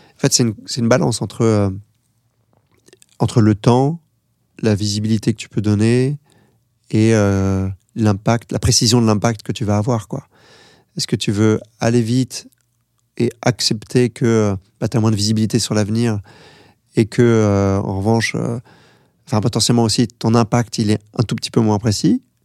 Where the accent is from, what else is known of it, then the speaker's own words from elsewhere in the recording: France; moi, je suis français